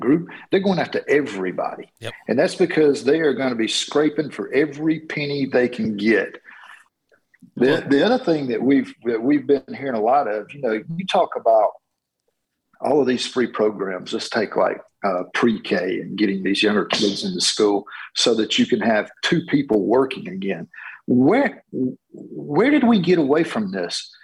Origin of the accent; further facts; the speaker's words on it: Georgia, United States; I am from Georgia, uh, running here in Georgia's 10th district